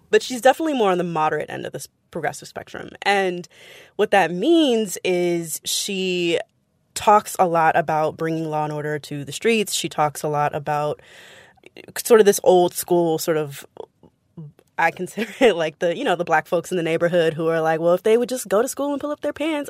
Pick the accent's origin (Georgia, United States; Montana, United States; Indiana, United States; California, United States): California, United States; San Francisco; I'm from San Francisco